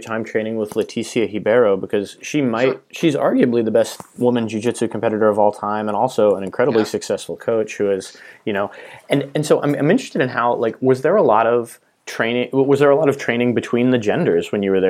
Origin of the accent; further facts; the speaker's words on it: the Northwest, Pacific Northwest, United States; moved away; Well, I'm from the Northwest originally, so genetically I'm a hippie.